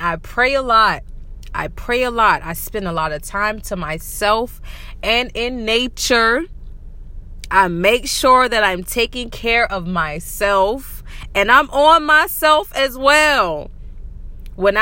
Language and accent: English; Varnville, South Carolina, United States; also born or lived in Washington State; now in Washington, United States; I'm originally from South Carolina. I love it so much. I'm from Varonville, y'all. I am from the Low Country in South Carolina